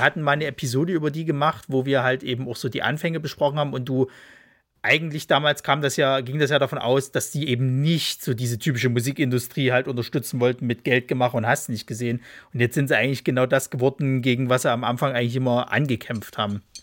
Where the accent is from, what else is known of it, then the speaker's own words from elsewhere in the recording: Leipzig, Saxony, Germany; moved away; ist ja eigentlich meine Heimatstadt, aber äh, ja, äh, man musste, man musste dann irgendwann umziehen